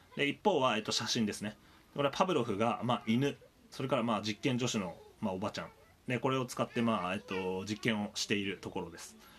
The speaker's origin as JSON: {"language": "Japanese", "area": "Tohoku", "region": "Miyagi", "country": "Japan", "tie": "born or raised there", "moved": "yes", "said": "僕ちょっとあの東北の宮城県出身"}